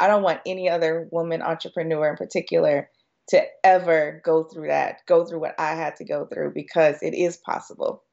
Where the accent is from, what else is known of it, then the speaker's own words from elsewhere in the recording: Florida, United States; I'm originally from Florida